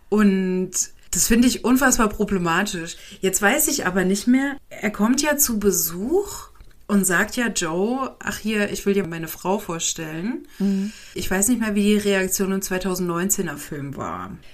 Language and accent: German; Germany; now in Switzerland; als Deutscher.